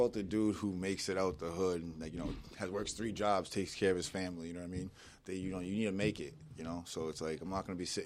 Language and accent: English; Stoughton, Massachusetts, United States; moved away; I'm from like Stoughton, Brockton area